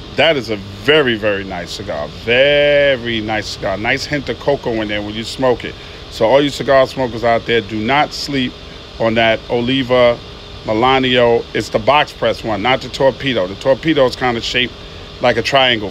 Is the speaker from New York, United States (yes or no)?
yes; New York City, New York, United States; moved away as an adult; now in Atlanta, United States; I'm from Queens, New York